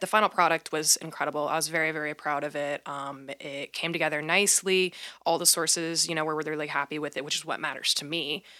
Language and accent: English; Midwest, United States; moved away as an adult; also born or lived in Georgetown, South Carolina; now in Portland, United States; I was from the Midwest.